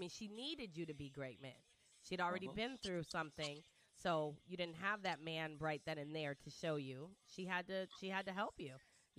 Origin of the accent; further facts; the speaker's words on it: Michigan, United States; Well, I'm from Michigan.